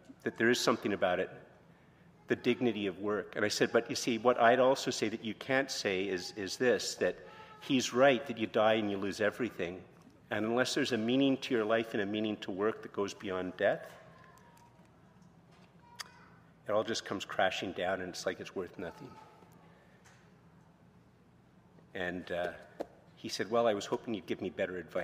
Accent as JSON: {"language": "English", "country": "Canada", "said": "I'm very Canadian"}